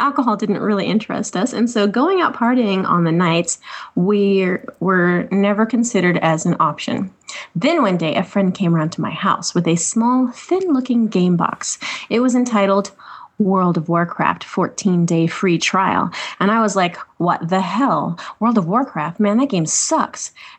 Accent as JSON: {"language": "English", "region": "England", "country": "United Kingdom", "said": "I'm from England, in case you hadn't have guessed by now."}